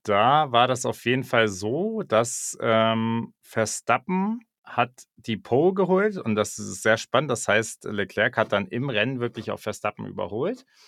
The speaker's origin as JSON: {"language": "German", "country": "Germany", "said": "so als Deutscher"}